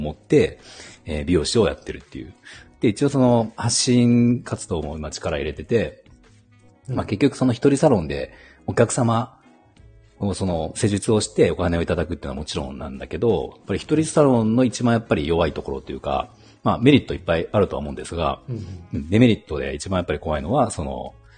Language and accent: Japanese; Shinshiro, Aichi, Japan; also born or lived in Toyohashi / Okazaki; 愛知県出身